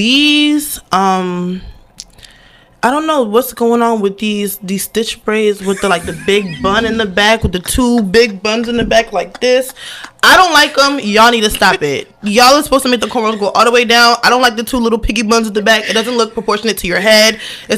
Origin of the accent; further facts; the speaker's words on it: Baltimore, Maryland, United States; also born or lived in Imo State, Nigeria; I'm from over East Baltimore. Oh, and then Jesus. We moved to the county.